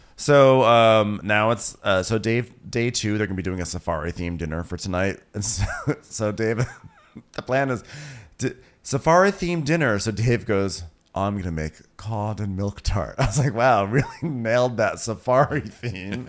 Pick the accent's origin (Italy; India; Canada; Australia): Australia; I'm an Australian girl